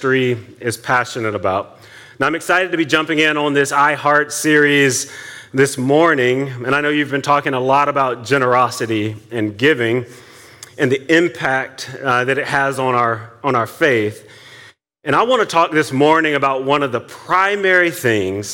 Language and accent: English; Atlanta, Georgia, United States; moved away as an adult; now in Silver Spring, United States; I'm from Atlanta, but we moved here 2 years ago